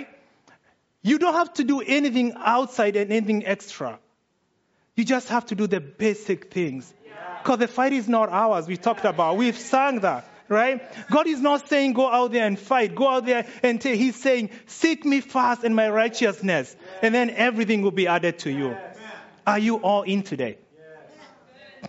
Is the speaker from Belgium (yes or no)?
no; Kenya; I'm Kenyan